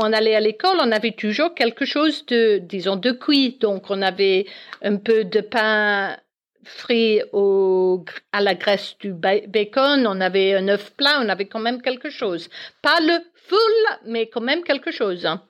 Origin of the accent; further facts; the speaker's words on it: Belfast, Northern Ireland, United Kingdom; French is a second language; moved away as an adult; also born or lived in South-west France; now in Alsace, France; je suis née en Irlande du Nord, à Belfast, et je suis arrivée en France pour les raisons professionnelles de, de mon mari.